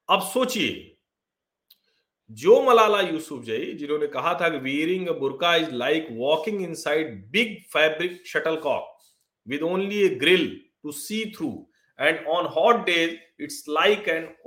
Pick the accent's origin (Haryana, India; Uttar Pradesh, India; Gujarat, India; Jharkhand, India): Uttar Pradesh, India; जो अवध से वहां भी घूंघट होता है